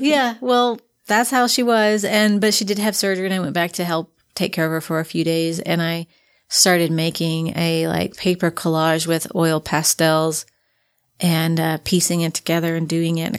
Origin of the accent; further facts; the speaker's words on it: Frankfort, Kentucky, United States; moved away as an adult; also born or lived in southern Indiana; now in Utah, United States; moved to Frankfort, Kentucky, which is the capital city